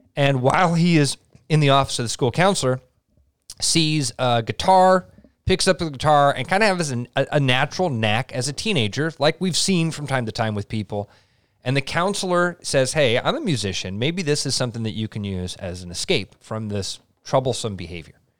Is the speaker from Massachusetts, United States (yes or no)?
no; Iowa, United States